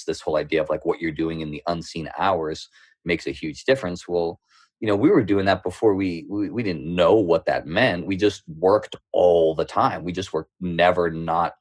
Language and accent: English; Middleton, Massachusetts, United States; accent: thick Boston; also born or lived in Houston, Texas; I grew up on the North Shore. I grew up in a small town called Middleton. Now that I'm talking back, my accent will probably come out a little thicker.